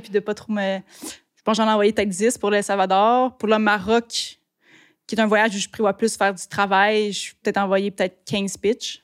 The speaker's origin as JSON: {"language": "French", "town": "Blainville", "region": "Quebec", "country": "Canada", "tie": "born or raised there", "lives_now": "Sainte-Anne-des-Lacs, Canada", "said": "J'ai grandi à Blainville, en banlieue. Puis là, j'habite à Sainte-Anne-des-Lacs."}